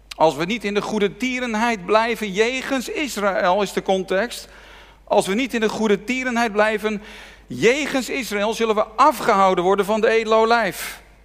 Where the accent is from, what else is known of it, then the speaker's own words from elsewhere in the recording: Netherlands; ons land